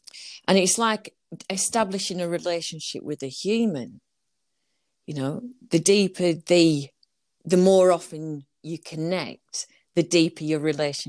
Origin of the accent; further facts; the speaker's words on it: Burnley, North West England, United Kingdom; I'm originally from Burnley.